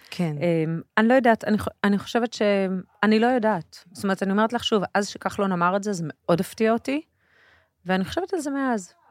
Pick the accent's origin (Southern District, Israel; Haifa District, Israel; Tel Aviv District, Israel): Tel Aviv District, Israel; Tel Aviv; also born or lived in a moshav (current residence); אני גדלתי בכיכר המדינה